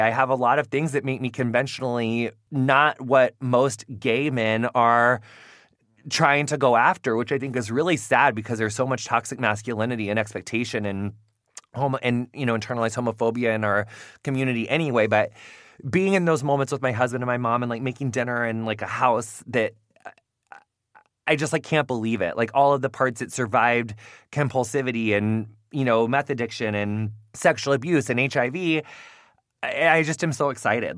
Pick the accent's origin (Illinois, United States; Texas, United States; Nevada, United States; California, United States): Illinois, United States; Quincy; moved away; I come from Quincy, Illinois